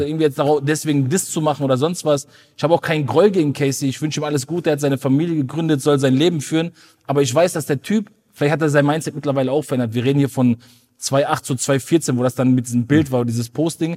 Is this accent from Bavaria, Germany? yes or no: no; Ruhr area, North Rhine-Westphalia, Germany; ich komme aus dem Ruhrpott